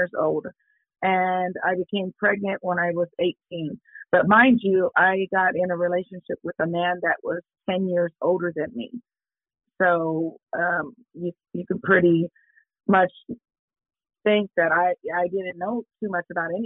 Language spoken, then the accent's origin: English; Kansas City, Kansas, United States; I was born and raised in Kansas City, Kansas. It's a place where it's called Argentine